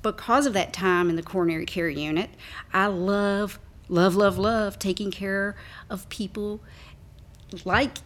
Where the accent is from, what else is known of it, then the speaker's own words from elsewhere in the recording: a smaller town in Kentucky, United States; As you can probably tell by my accent, I'm not not a Louisvillian, but I am from a smaller town here in Kentucky.